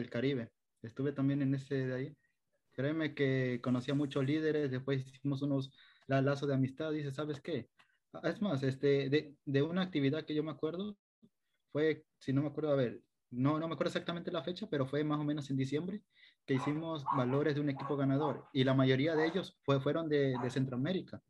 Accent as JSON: {"language": "Spanish", "town": "Machala", "region": "El Oro", "country": "Ecuador", "tie": "born or raised there", "also_born_or_lived": "Riobamba", "said": "soy oriundo de la provincia del Oro, eh, nací en Machala, acá estudié la primaria, la secundaria"}